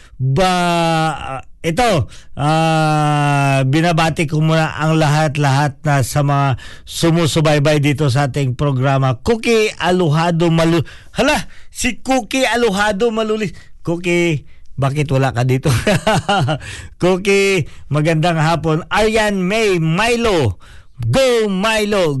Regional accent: Philippines; now in New Zealand; Ako ay Pilipino

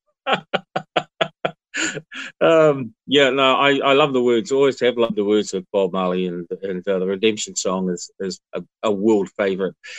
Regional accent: Hawke's Bay, New Zealand; I grew up in Hawke's Bay when our families used to go and camp alongside the orchards

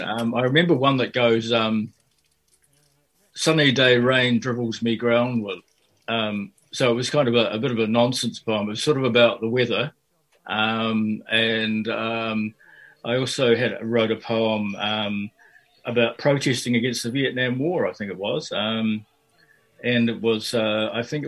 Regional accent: Auckland, New Zealand; also born or lived in Fiji; now in Dunedin, New Zealand; I grew up in Fiji and also in South Auckland

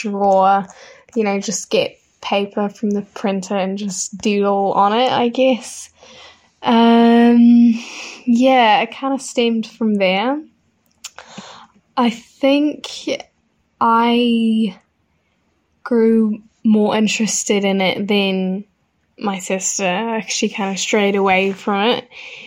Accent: Dunedin, Otago, New Zealand; I was obviously born and brought up in Dunedin

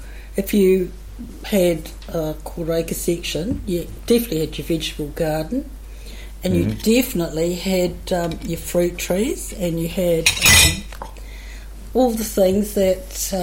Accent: Wellington, New Zealand; when I was a child growing up in Wellington

